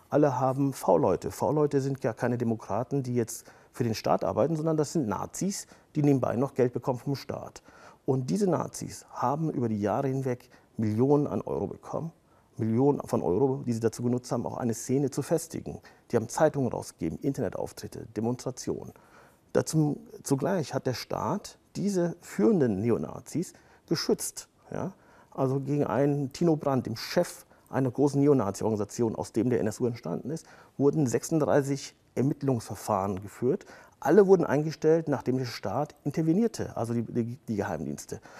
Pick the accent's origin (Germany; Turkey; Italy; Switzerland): Turkey; weil ich genau wusste, dass wenn ich als Türke über Rassismus spreche, dass mir das schaden wird